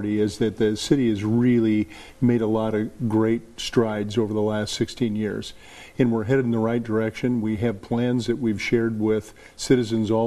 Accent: Des Moines, Iowa, United States; I was born in Des Moines. I was raised in Des Moines.

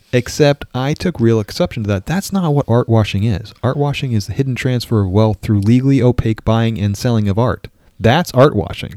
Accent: New York, United States; moved away; also born or lived in Minnesota; I grew up in New York

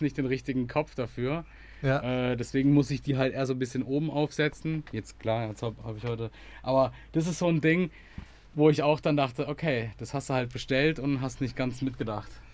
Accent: Germany; als Deutscher

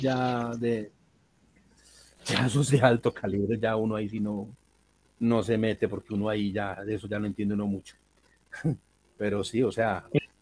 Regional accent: Colombia

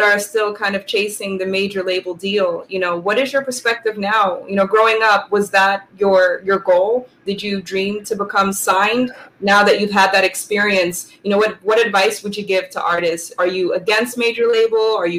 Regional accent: Germany; born there; That's where I was born. I was born in Germany.

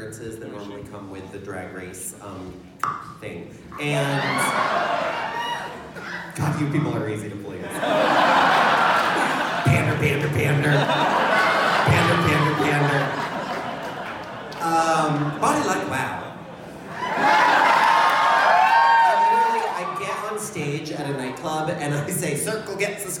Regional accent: Pacific Northwest, United States; I'm from the Pacific Northwest

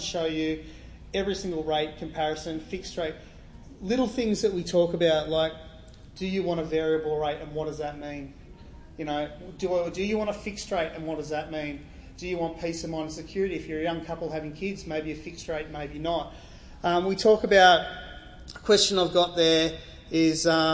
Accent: Gerringong, New South Wales, Australia; also born or lived in Sydney; I grew up in Gerringong, moved to Sydney playing football for Wests

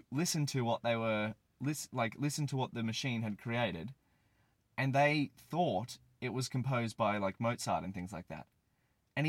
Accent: hometown near Moreton Island, Queensland, Australia; I live close to the water in a small suburb in my hometown.

